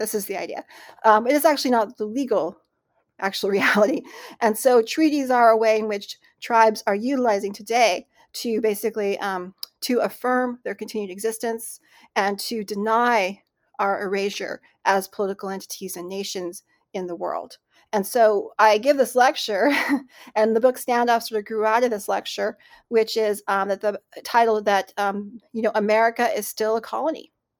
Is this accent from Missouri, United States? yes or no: no; Cleveland, Ohio, United States; born there; I was born in Cleveland, Ohio. My parents met there through a program called Relocation, which was an initiative by Congress in the mid-20th century to basically terminate tribes politically and then to relocate the young people to urban centers like Cleveland.